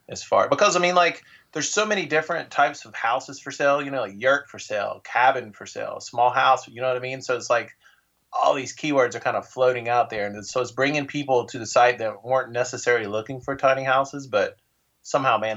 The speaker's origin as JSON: {"language": "English", "region": "North Carolina", "country": "United States", "also_born_or_lived": "Denver", "said": "I am from, I've lived all over, but I'm originally from North Carolina."}